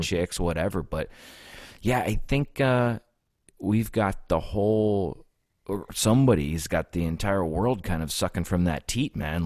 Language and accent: English; United States; also born or lived in Texas / Pennsylvania; I was born in Texas, but I was raised in Ohio and Pennsylvania split.